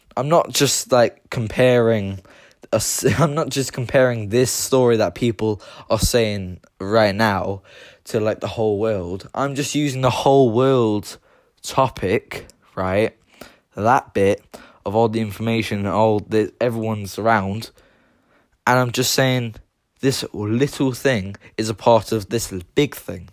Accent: Limerick, Munster, Ireland; I am, myself is Irish. I was born in Limerick County. And the city I was born in, Limerick City

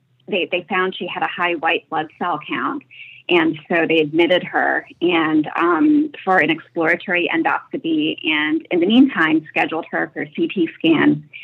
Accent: Paris, Île-de-France, France; I am from Paris.

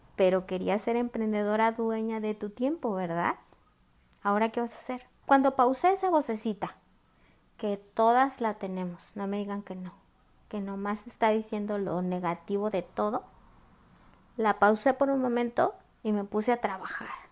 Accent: Mexico; soy de México

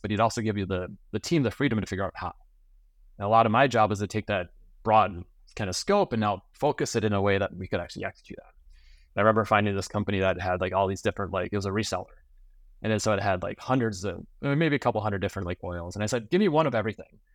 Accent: Minnesota, United States; I grew up in Minnesota on a small family dairy farm.

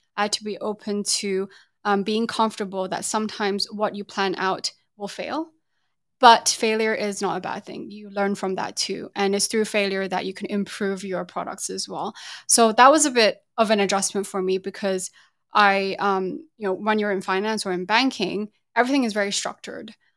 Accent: England, United Kingdom; moved away as an adult; also born or lived in Taiwan / Singapore; now in Hong Kong; grew up in the U K

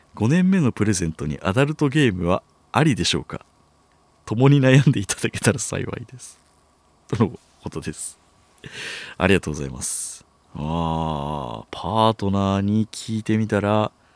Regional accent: Chiba, Japan; moved away as an adult; now in Tokyo, Japan; 僕、千葉県出身

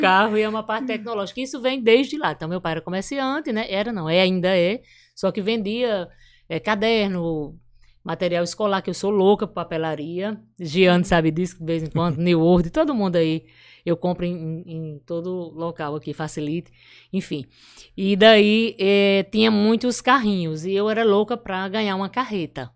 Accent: Brejo do Cruz, Paraíba, Brazil; born or raised there; moved away; also born or lived in Catolé do Rocha / São Paulo / São Luís

